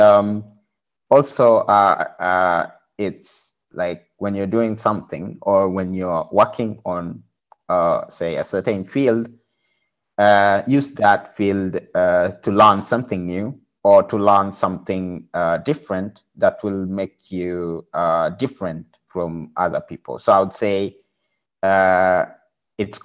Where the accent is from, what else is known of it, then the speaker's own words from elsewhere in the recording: Kenya; moved away as an adult; also born or lived in Budapest, Hungary; now in Berlin, Germany; I'm coming from Kenya.